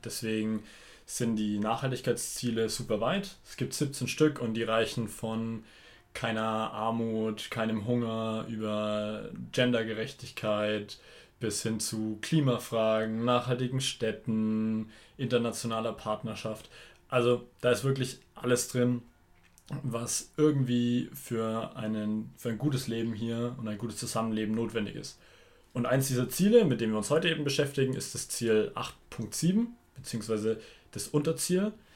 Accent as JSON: {"language": "German", "country": "Germany", "said": "bei uns in Deutschland"}